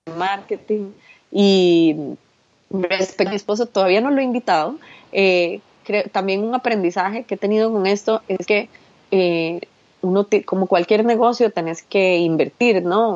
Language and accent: Spanish; Costa Rica; en mi país usamos un dicho, en Costa Rica usamos un dicho